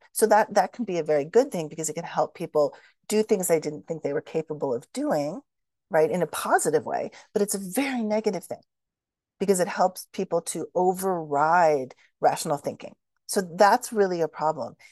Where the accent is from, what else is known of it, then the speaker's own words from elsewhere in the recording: Shaker Heights, Ohio, United States; moved away; I grew up in Shaker Heights, Ohio, which is a suburb of Cleveland